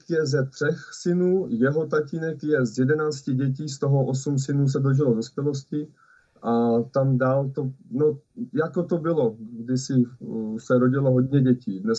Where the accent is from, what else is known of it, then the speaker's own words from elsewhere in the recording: Prague, Czechia; moved away as an adult; also born or lived in Frýdek-Místek / Těšín Silesia; now in Beskids, Czech Republic; A já jinak pocházím z Prahy, tam jsem byl do maturity a potom jsem, tak jako jsem vždycky toužil, se odstěhovat tady do toho kraje, kde jsme jezdili za rodinou, za babičkou, za dědečkem, tak eh, jsem se tu odstěhoval.